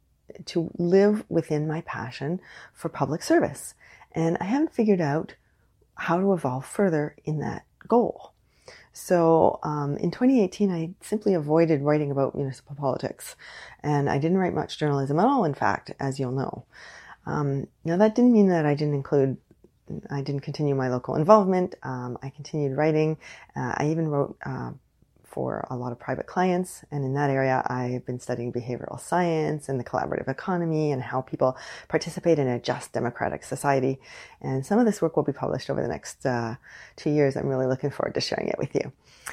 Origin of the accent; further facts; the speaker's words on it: Canada; I am unapologetically Canadian.